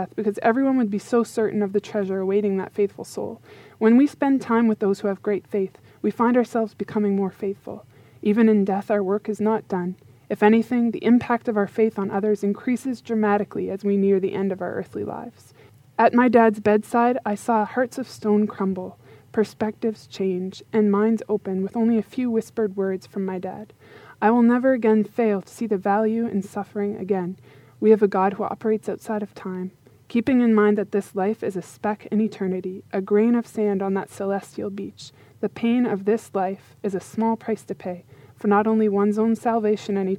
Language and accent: English; Yarmouth, Nova Scotia, Canada; moved away; I have just recently moved back to my hometown of Yarmouth, Nova Scotia, to be with my family for a while